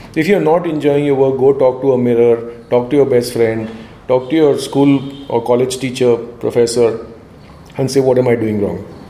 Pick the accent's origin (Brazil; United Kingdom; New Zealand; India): India; being an Indian